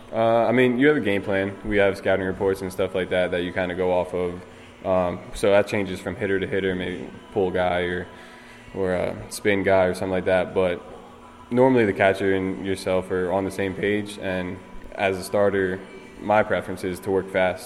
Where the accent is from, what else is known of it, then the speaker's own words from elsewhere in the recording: Philadelphia area, Pennsylvania, United States; growing up around the Philly area